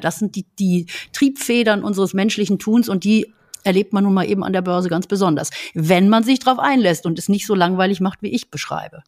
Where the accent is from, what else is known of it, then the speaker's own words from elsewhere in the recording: Berlin, Germany; bei uns in Berlin